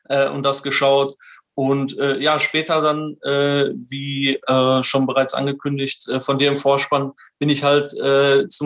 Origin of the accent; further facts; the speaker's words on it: Rhineland-Palatinate, Germany; Also ich komme aus einer motorsportverrückten Familie. Da wir sind äh, schon in der Jugend quasi am Nürburgring aufgewachsen und haben da alles rund um den Motorsport begleitet